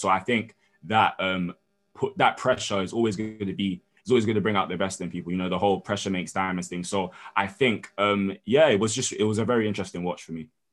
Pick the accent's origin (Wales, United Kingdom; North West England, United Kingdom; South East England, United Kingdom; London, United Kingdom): London, United Kingdom; I'm London born and raised, but I'm also Nigerian